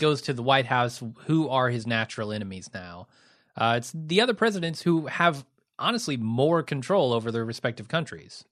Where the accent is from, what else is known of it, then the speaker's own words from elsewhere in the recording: United States; as an American